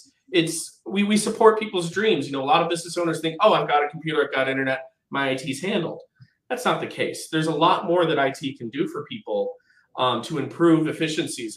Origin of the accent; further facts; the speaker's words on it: Midwest, United States; now in Portland, United States; I was raised in the Midwest, but my parents are from Portland